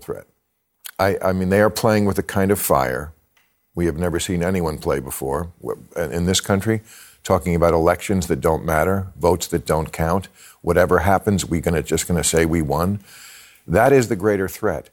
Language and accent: English; New Jersey, United States; when I was a kid, I grew up in New Jersey, which is not a southern state